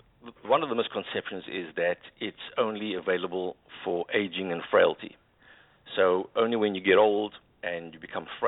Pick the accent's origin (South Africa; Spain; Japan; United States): South Africa; my background is public accounting. I'm a South African chartered accountant.